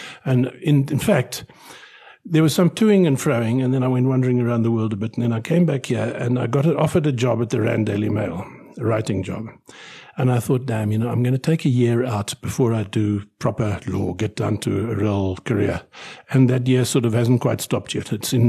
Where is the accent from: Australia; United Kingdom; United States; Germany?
United Kingdom; born there; moved away; I was born in Britain. I was born in the coldest winter of the 20th century in Britain.